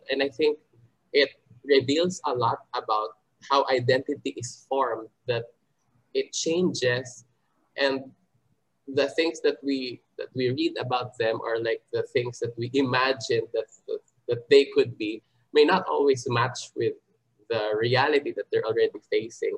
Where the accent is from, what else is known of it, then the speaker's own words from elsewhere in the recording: Philippines; my Filipino-ness